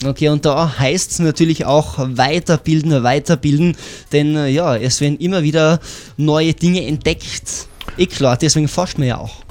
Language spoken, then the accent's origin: German; Tyrol, Austria; bei uns in Tirol